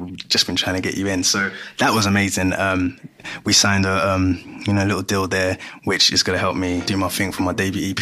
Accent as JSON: {"language": "English", "region": "London", "country": "United Kingdom", "tie": "born or raised there", "also_born_or_lived": "Ghana", "said": "born and bred from Greenwich"}